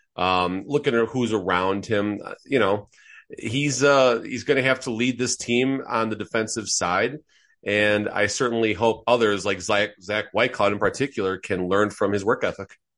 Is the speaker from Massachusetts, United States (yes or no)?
no; outside of Chicago, Illinois, United States; growing up outside of Chicago